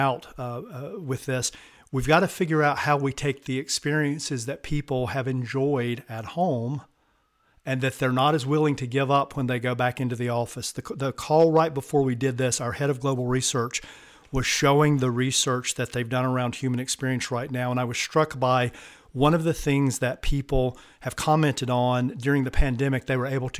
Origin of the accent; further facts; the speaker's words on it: the American South, United States; accent: Southern; I'm from the American South, if you can't tell by the accent